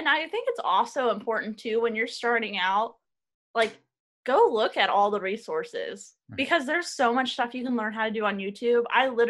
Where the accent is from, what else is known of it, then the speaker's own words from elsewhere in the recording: Ohio, United States; do people think like … is from Ohio and has a terrible accent